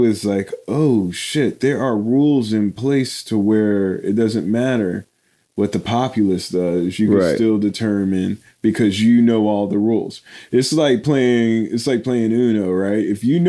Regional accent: United States; I was American.

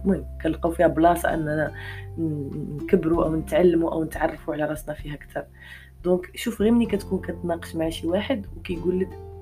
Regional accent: Morocco; حنا عندنا في المغرب

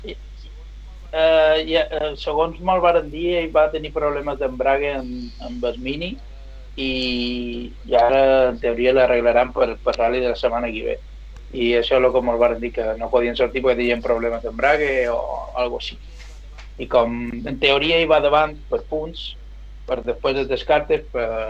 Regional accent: Mallorca, Balearic Islands, Spain; som d'aquí de Mallorca, vaig nascut aquí

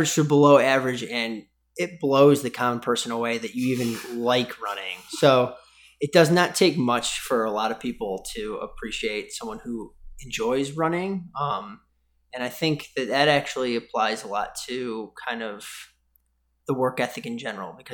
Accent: Irondequoit, New York, United States; So right on Lake Ontario in a small town called Irondequoit, about an hour east of Buffalo

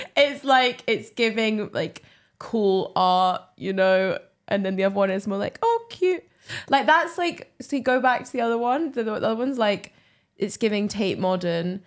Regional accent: England, United Kingdom; now in Glasgow, United Kingdom; I come from England

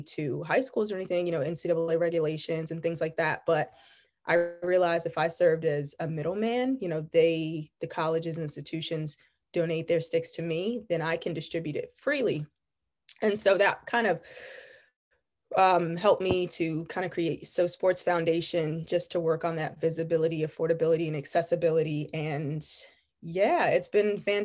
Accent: Virginia Beach, Virginia, United States; also born or lived in Richmond, Virginia; growing up in the Virginia Beach area was quite a unique experience

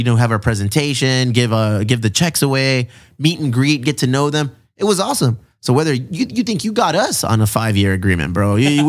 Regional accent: South Bay, California, United States; we're all from the South Bay.

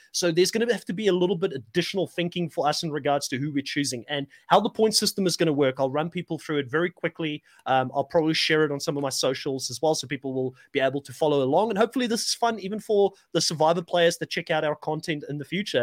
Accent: South Africa; moved away as an adult; I am a South African, but I'm an expat. I've lived out of South Africa for 15 years

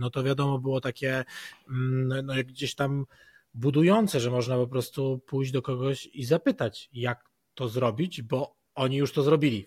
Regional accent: Poland; jestem z Polski

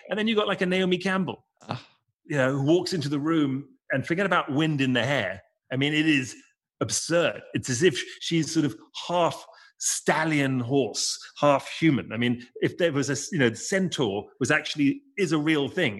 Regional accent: England, United Kingdom; being English

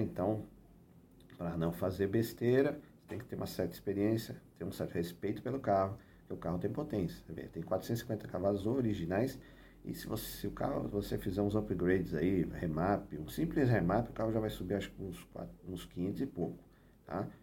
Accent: Brazil; a gente é brasileiro, nós somos brasileiros

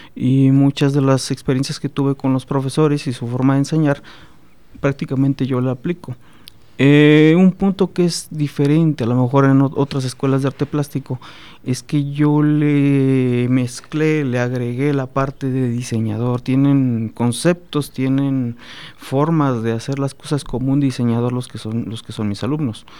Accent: San Luis Potosí, Mexico; moved away as an adult; also born or lived in Guadalajara / Guerrero; now in Celaya, Mexico; yo soy este originario de San Luis Potosí. Eh, allá estudié, egresé de la Universidad Autónoma de San Luis Potosí

